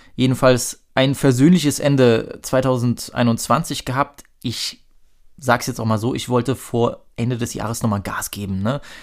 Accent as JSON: {"language": "German", "town": "Dresden", "region": "Saxony", "country": "Germany", "said": "als Dresdner"}